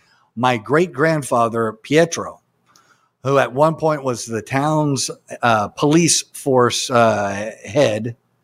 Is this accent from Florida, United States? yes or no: no; Texas, United States; I'm from Texas.